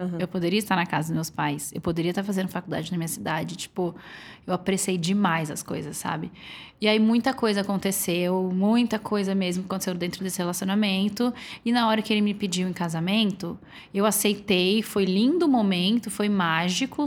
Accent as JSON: {"language": "Portuguese", "town": "Florianópolis", "region": "Santa Catarina", "country": "Brazil", "moved": "as an adult", "lives_now": "São Paulo, Brazil", "said": "eu sou de Floripa"}